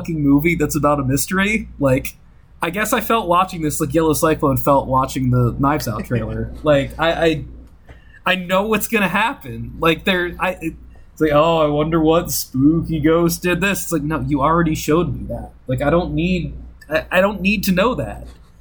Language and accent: English; Maryland, United States; I come from the place where The Wire and Blair Witch happened